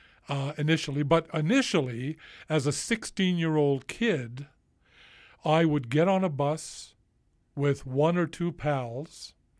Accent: Vancouver, British Columbia, Canada; I grew up in the East End

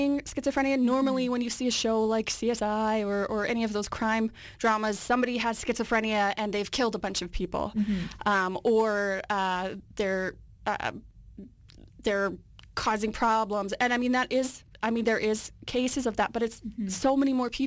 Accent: Winnipeg, Manitoba, Canada; moved away as an adult; now in Vancouver, Canada; I'm from Winnipeg, and in Winnipeg, I worked at an assisted living program

